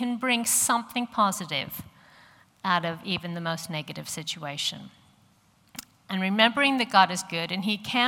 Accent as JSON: {"language": "English", "town": "St. Louis", "region": "Missouri", "country": "United States", "tie": "born or raised there", "accent": "American", "moved": "as an adult", "said": "I grew up in St. Louis in the middle of America"}